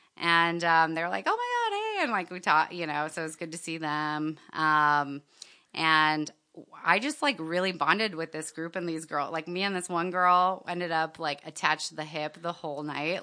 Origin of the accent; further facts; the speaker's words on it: Miami, Florida, United States; moved away as an adult; now in Seattle, United States; I grew up in Miami